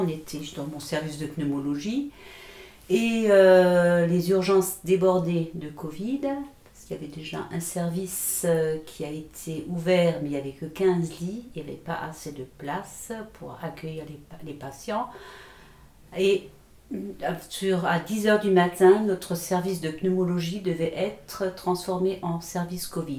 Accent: Moselle, Grand Est, France; chez nous en Moselle

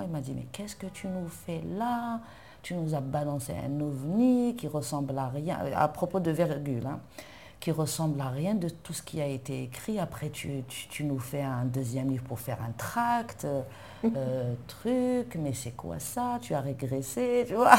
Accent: Algiers, Algiers Province, Algeria; je suis née à Alger, j'ai grandi à Alger, dans un quartier populaire, 1er euh, mai

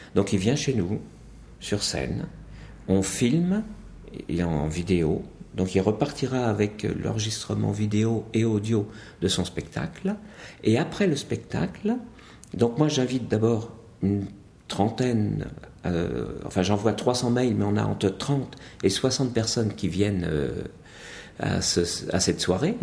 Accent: Montagnes Noires, Brittany, France; d'où je viens, c'est clair, c'est simple, c'est net, c'est la de Bretagne. C'est de Bretagne dans une petite région qu'on appelle euh, les Montagnes Noires, située 30 km au nord de l'Orient.

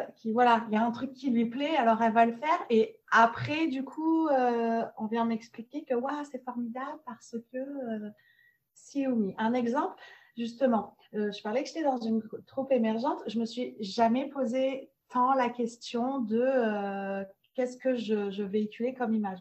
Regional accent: France; moved away as an adult; also born or lived in Montreal, Canada / Nice, France; je suis française d'origine

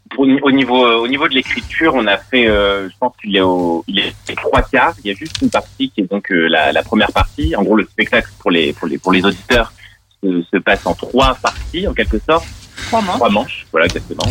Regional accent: Grenoble, Auvergne-Rhône-Alpes, France; now in Lyon, France; je viens aussi de Grenoble. On vient tous les deux des mêmes villes.

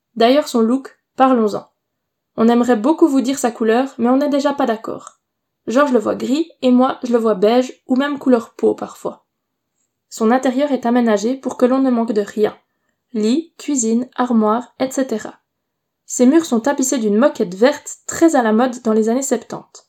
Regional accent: Neuchâtel, Switzerland; Nous sommes une famille suisse, on vient du canton de Neuchâtel

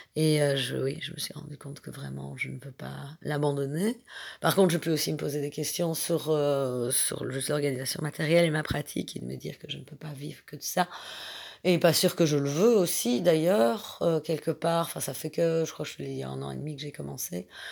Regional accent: Belgium; je suis belge

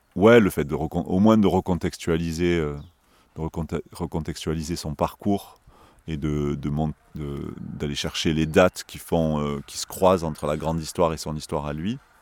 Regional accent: Marseille, Provence-Alpes-Côte d'Azur, France; en tant que Marseillais, j'ai toujours euh, senti que j'étais Marseillais

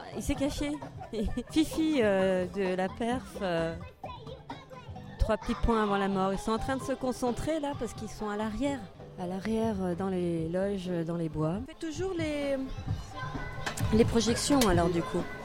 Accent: Trièves, southern Isère, Auvergne-Rhône-Alpes, France; Moi, je viens de, du Trièvre. Tu connais le Trièvre Sud-Isère De Sud-Isère.

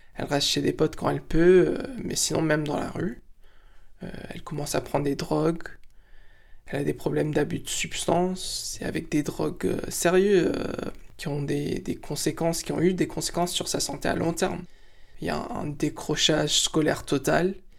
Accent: United States; moved away as an adult; now in France; Je suis franco-marocain, mais j'ai grandi aux États-Unis jusqu'à l'âge de 19 ans

